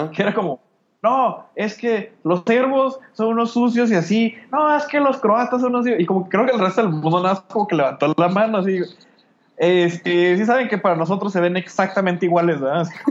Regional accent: Mexico; yo y la otra morra de México

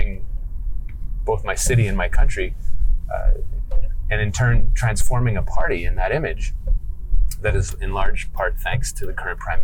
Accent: Montreal, Quebec, Canada; also born or lived in New York City / Stockholm; I'm a guy who was born and raised in Montreal

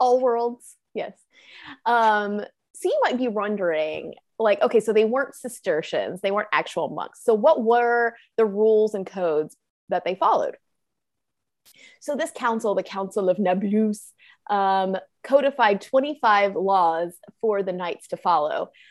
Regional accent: the South, United States; accent: Southern; I'm from the South

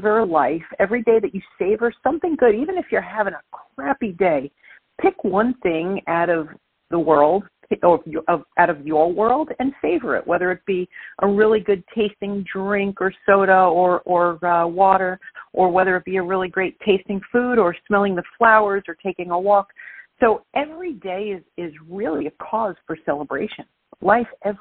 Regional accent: New York City, New York, United States; accent: Brooklyn; now in New Jersey, United States; I'm born and raised in Brooklyn, New York, but I'm living in New Jersey right now. Thank you, listeners, for putting up with my Brooklyn accent.

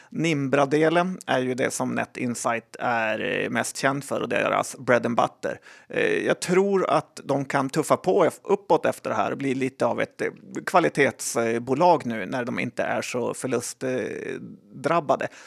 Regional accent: Sweden; ja, men jag är svensk.

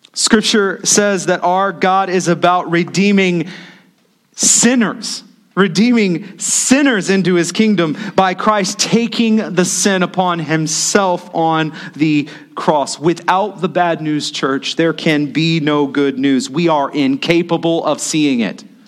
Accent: United States; As the American church

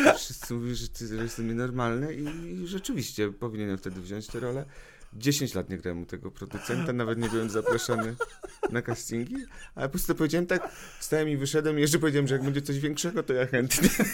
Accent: Radom, Masovian Voivodeship, Poland; also born or lived in Wrocław; moje w ogóle dzieciństwo i młodość radomską

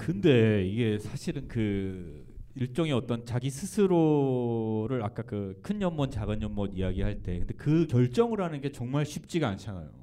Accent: Gangwon, South Korea; 제가 강원도 출신이에요

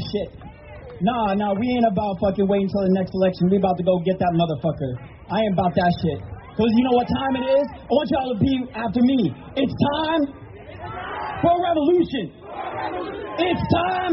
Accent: Salt Lake City, Utah, United States; I'm from Salt Lake City.

